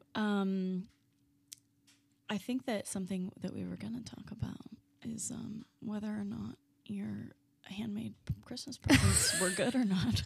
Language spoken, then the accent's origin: English; Florida, United States; we are two girlies from Florida